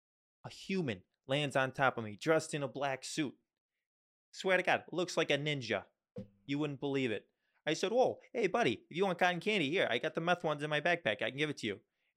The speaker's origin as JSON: {"language": "English", "town": "Nashville", "region": "Tennessee", "country": "United States", "said": "I'm from Nashville, Tennessee."}